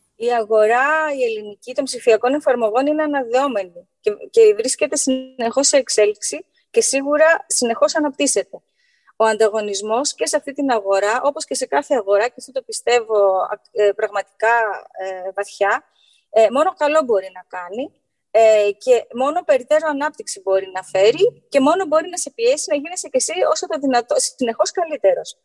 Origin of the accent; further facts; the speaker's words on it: Greece; ως Έλληνες